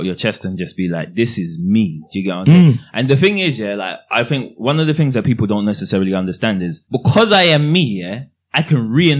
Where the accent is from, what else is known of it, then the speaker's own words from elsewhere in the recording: Croydon, London, United Kingdom; we're from Croydon.